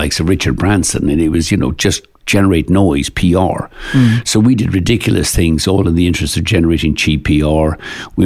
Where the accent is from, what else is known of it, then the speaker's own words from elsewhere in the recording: Ireland; I grew up in Ireland in the 60s and 70s, we couldn't afford to fly to get off the island.